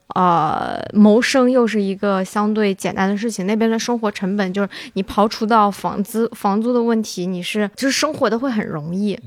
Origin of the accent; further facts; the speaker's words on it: Wenzhou, Zhejiang, China; 我所居住的这种农村